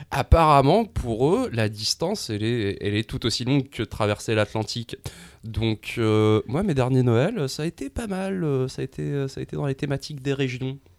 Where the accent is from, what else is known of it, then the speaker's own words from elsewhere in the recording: Montreal, Quebec, Canada; notre identité en tant que Montréalais